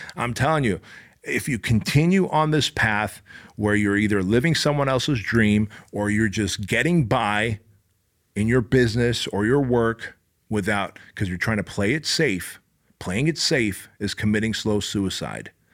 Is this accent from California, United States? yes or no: yes; Anaheim, California, United States; also born or lived in Armenia; we came from Armenia. We escaped communism. I was six years old. I grew up in my dad's tailor shop that he started this little tailor shop in Anaheim.